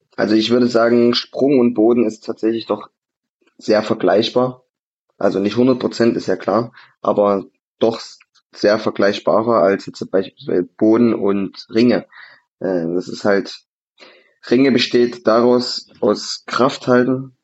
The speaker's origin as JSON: {"language": "German", "area": "Vogtland", "region": "Saxony", "country": "Germany", "tie": "born or raised there", "said": "ich bin ja, ich bin ja Vogtländer, Gebürtiger"}